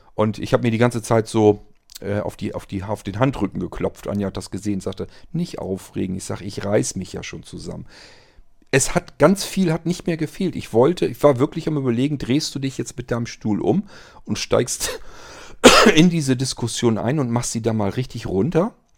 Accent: Germany; wenn man als Deutscher rüberkam und die haben das spitz gekriegt, dass man ein Deutscher war

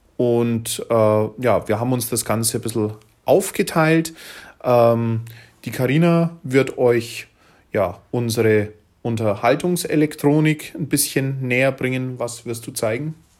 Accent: Bavaria, Germany; hier bei uns in Bayern

